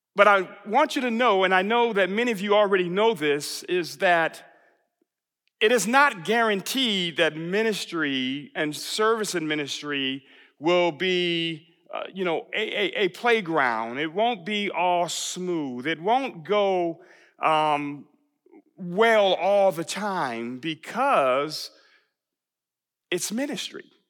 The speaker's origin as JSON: {"language": "English", "town": "Buffalo", "region": "New York", "country": "United States", "tie": "born or raised there", "also_born_or_lived": "Texas", "moved": "as an adult", "said": "I was just a kid growing up in Buffalo, New York."}